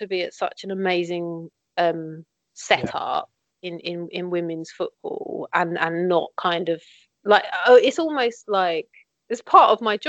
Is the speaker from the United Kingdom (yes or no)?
yes; London, United Kingdom; So I'm from South East London. I'm nowhere near Tottenham in London. I mean, I'm closer to Tottenham than you.